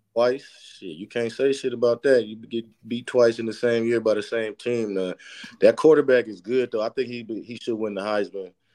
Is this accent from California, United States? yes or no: yes; San Francisco, California, United States; I grew up in San Francisco, grew up a diehard Niner fan